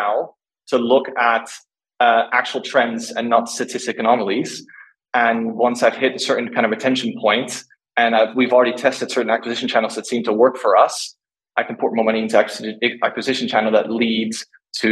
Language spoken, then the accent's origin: English; Netherlands; moved away; I'm originally from Holland. We're all very frugal over there